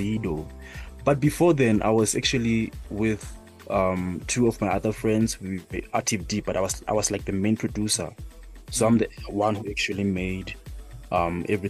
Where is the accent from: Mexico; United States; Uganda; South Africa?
South Africa; we grew up together here in Maikasi here.